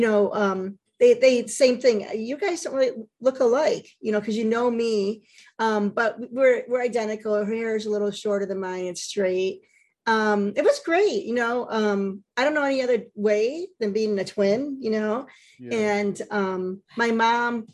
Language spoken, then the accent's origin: English; Geneva, New York, United States; moved away; I grew up in the Finger Lakes area.